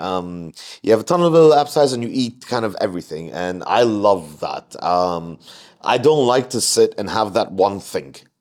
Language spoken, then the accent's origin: English; Jordan; moved away as an adult; now in Mumbai, India